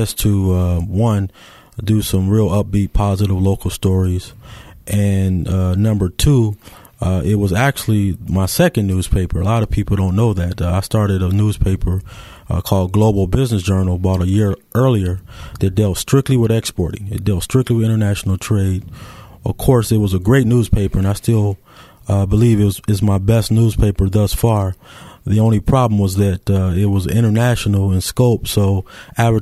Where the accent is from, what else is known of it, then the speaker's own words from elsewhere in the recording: Muskegon Heights, Michigan, United States; also born or lived in Wilberforce, Ohio; I'm from Muskegon, from Muskegon Heights. I graduated from Muskegon Heights High School in 1989.